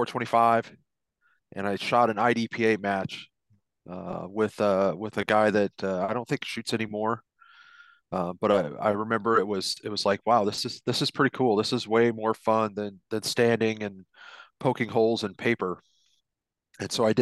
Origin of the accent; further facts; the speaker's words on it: Iowa, United States; also born or lived in Atlantic, Iowa; I grew up in Iowa